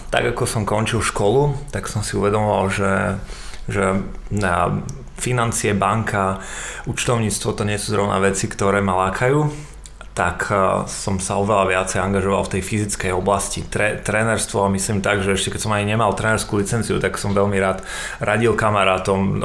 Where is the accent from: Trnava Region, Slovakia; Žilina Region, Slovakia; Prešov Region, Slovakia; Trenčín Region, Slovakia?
Trenčín Region, Slovakia; Prievidza; now in Bratislava, Slovakia; sme obaja z Prievize